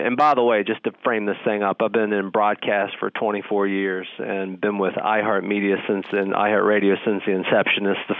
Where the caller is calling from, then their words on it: Charlotte, North Carolina, United States; I'm in Charlotte almost every day, brother.